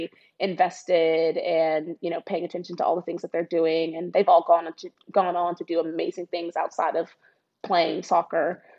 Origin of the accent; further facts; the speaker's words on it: Dallas, Texas, United States; moved away; I grew up in Dallas, Texas